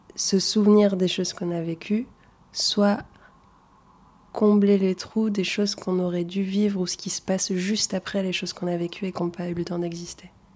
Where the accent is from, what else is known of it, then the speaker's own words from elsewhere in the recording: Toulouse, Occitania, France; first language Arabic; French is a second language; also born or lived in Tunisia; je viens de Toulouse, j'habite dans le quartier d'Ampalo à Toulouse